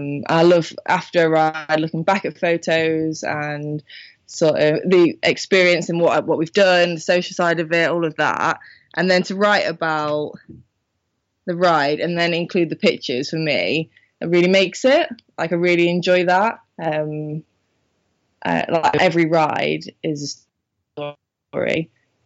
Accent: Minehead, South West England, United Kingdom; moved away; I'm from Minehead

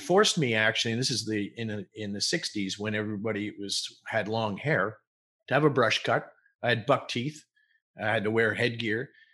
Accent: Montreal, Quebec, Canada; I was born in Montreal.

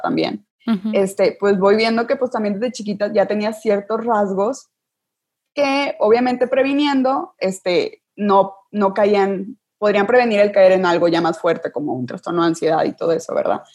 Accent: Sabinas, Coahuila, Mexico; now in Monterrey, Mexico; yo soy de Sabinas, Coahuila, solo estudio aquí en Monterrey.

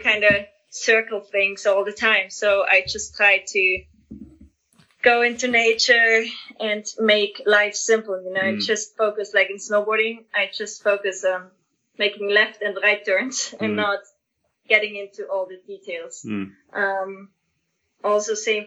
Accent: Austria; I'm from Austria.

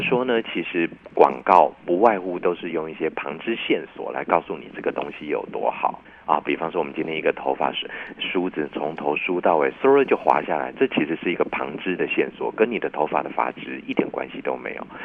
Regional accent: Taiwan; 我是那个时候出生的台湾人

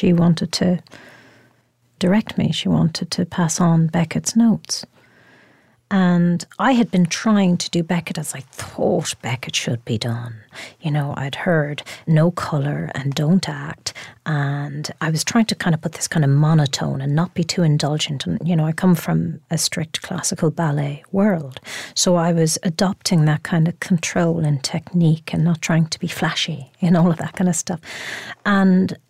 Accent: Ireland; being Irish

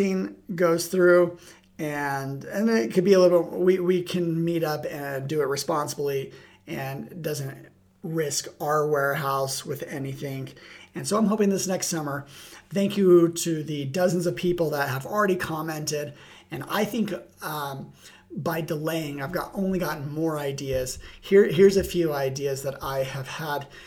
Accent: Utah, United States; my home state of Utah

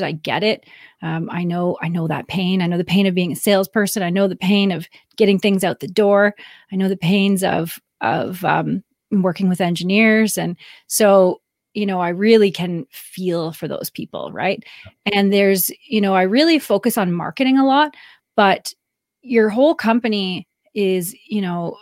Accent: Canada; I'm Canadian, married to an American, and I live

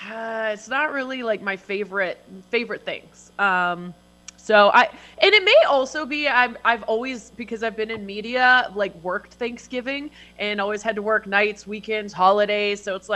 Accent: Canada; Blame me for being Canadian.

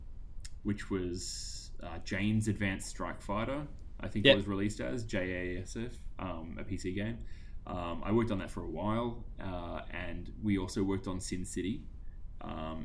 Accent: Sale, Victoria, Australia; when I grew up in Sale

